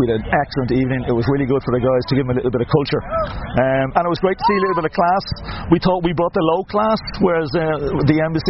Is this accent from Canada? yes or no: no; Ireland; Being Irish